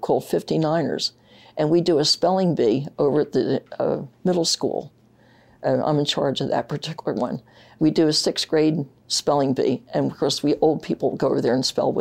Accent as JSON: {"language": "English", "town": "Philadelphia", "region": "Pennsylvania", "country": "United States", "tie": "born or raised there", "also_born_or_lived": "St. Paul, Minnesota / Upper Merion, Pennsylvania", "said": "when I was 9 months old, my parents moved east. So I lived in Northeast Philadelphia and graduated from high school up there"}